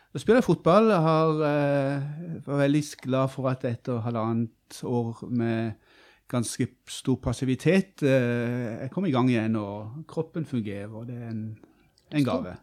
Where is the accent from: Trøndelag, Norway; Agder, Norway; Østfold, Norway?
Agder, Norway; Kristiansand; moved away as an adult; also born or lived in Bø i Vesterålen; Jeg er fra Kristiansand og regner meg som bygutt, ja.